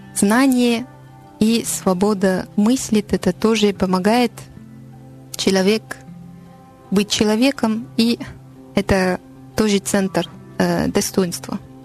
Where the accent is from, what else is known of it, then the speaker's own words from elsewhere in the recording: Paris, Île-de-France, France; Russian is a second language; я француженка из Парижа